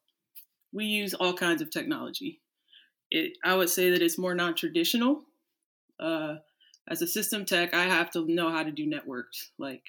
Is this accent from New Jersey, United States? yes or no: no; Cleveland, Ohio, United States; moved away as an adult; now in Florida, United States; I grew up outside Cleveland